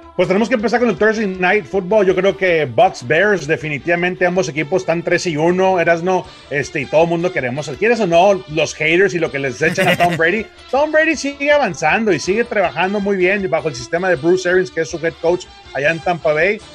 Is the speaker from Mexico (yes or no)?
yes; Mexico